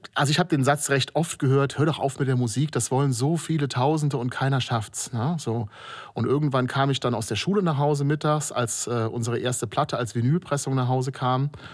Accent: Kobern-Gondorf, Rhineland-Palatinate, Germany; moved away as an adult; now in Trier, Germany; seit 15 Jahren Wahltrierer und komme aus Kobern-Gondorf an der Mosel

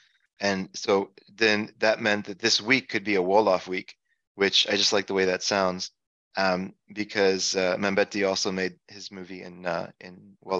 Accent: Jakarta, Indonesia; growing up in Jakarta, Indonesia.

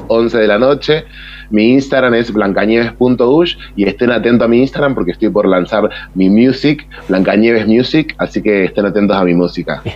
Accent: Córdoba, Argentina; now in Ushuaia, Argentina; soy cordobesa

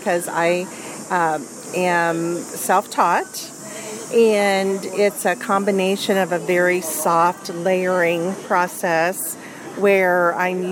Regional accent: Franklin, Indiana, United States; moved away; also born or lived in Michigan / Ohio; I grew up in Franklin, Indiana, and moved to Michigan and Ohio, and then found myself back in Indiana.

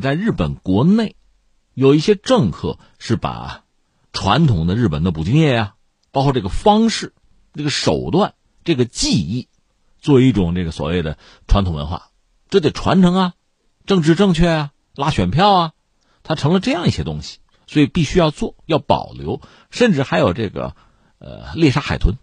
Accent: China; 虽然我们是中国人啊

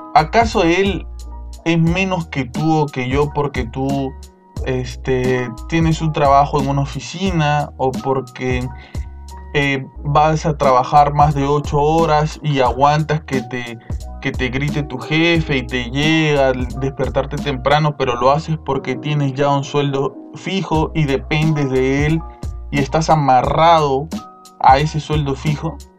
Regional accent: Peru; peruano como nosotros

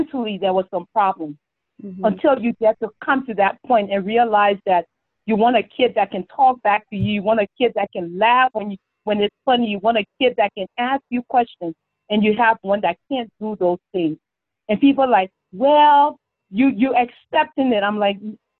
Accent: Liberia; moved away; our growing up in Liberia

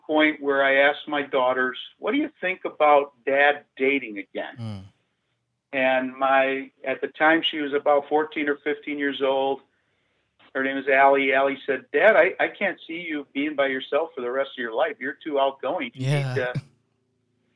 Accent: Calumet City, Illinois, United States; I grew up in Calumet City, Illinois

